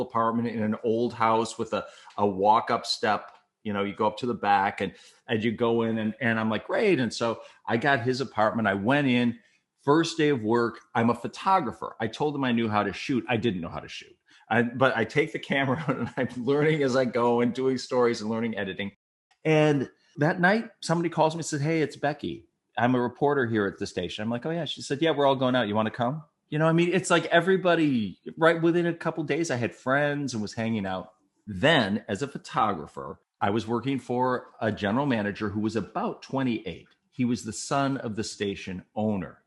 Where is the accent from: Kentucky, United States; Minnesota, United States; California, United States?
Minnesota, United States; Saint Paul; moved away as an adult; also born or lived in Bismarck, North Dakota; I'm from Saint Paul, Minnesota.